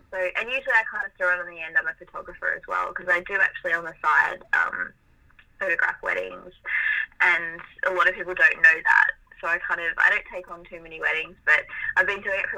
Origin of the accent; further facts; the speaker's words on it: Melbourne, Victoria, Australia; Yeah, so I was born in Melbourne. I'm 28, so 28 years ago, I was born in Melbourne and have lived here my whole life. So yeah, I'm I'm half Italian. So my background, as far as like heritage, I I'm half Italian.